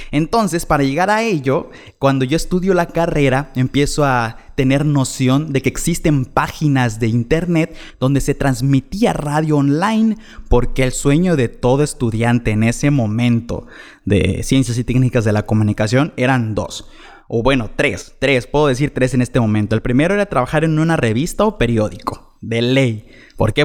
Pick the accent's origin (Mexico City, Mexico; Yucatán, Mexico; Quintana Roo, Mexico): Quintana Roo, Mexico; Chetumal; de aquí soy, de Chetumal